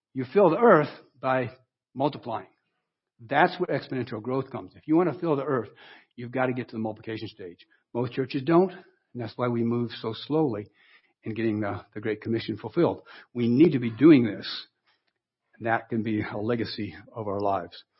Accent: Wellington, Ohio, United States; moved away; I went back to my hometown in Ohio

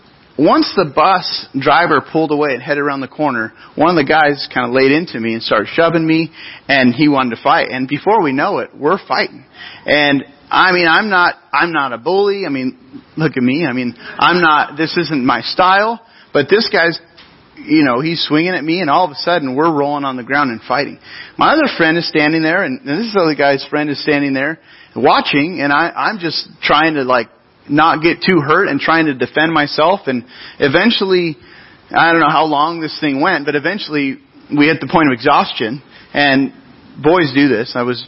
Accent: Grover Beach, California, United States; I grew up in Grover Beach. It's a city along our central coast

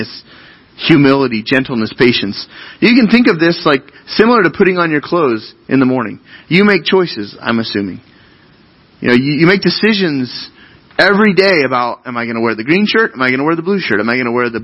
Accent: United States

